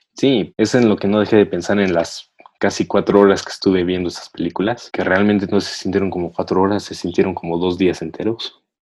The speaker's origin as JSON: {"language": "Spanish", "region": "State of Mexico", "country": "Mexico", "said": "soy del Estado de México"}